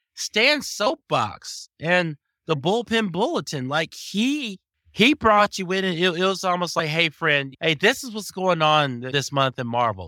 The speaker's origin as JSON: {"language": "English", "region": "the South", "country": "United States", "tie": "born or raised there", "said": "growing up in the South, in the seventies"}